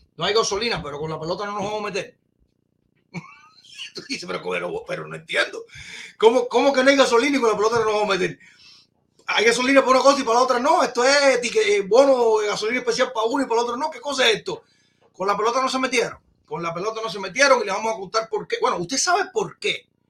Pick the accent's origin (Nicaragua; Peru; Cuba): Cuba